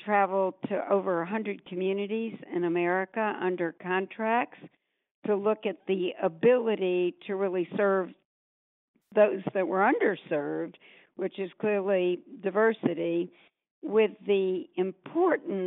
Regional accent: Atlanta, Georgia, United States; moved away; I grew up in Atlanta, Georgia, in a time where not only women and girls, but people of color really were repressed from leadership

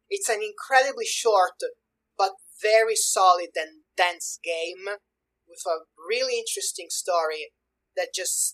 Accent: Sicily, Italy; I'm from Italy, specifically Sicily

